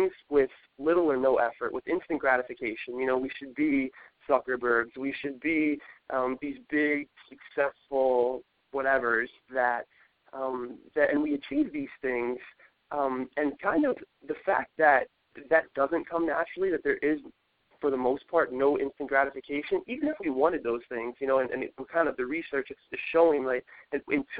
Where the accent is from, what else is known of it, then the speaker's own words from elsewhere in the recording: New York City, New York, United States; growing up in New York City